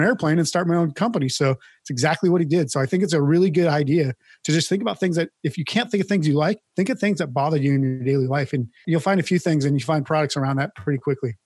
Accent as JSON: {"language": "English", "region": "Midwest", "country": "United States", "tie": "born or raised there", "said": "I grew up in the Midwest as well and know about ranching and cattle and livestock"}